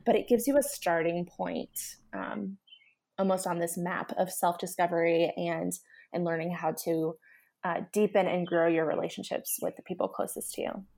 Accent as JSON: {"language": "English", "town": "Nashville", "region": "Tennessee", "country": "United States", "said": "I come from Nashville"}